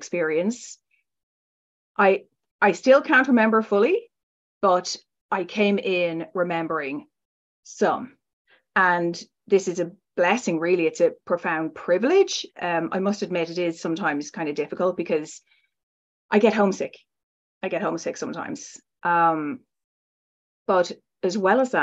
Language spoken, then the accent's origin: English; Ireland; I was raised in Ireland and kind of a conventional, very strict background